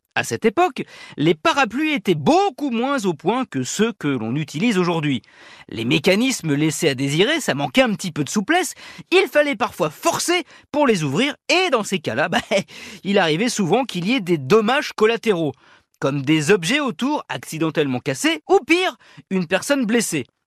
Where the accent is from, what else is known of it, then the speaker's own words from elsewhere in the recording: France; chez nous en France